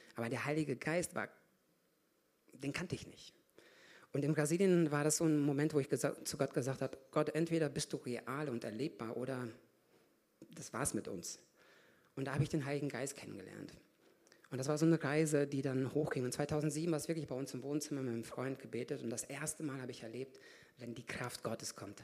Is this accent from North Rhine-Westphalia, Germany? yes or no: yes; Lichtenau, North Rhine-Westphalia, Germany; moved away as an adult; also born or lived in Kazakhstan / Hamm / Brazil; now in Augsburg, Germany; Bin in Kasachstan geboren. Mit vier Jahren sind wir nach Deutschland gezogen, nach Hamm. Von Hamm nach drei Jahren nach Paderborn, Lichtenau, das, wer das weiß, Ostwestfalen.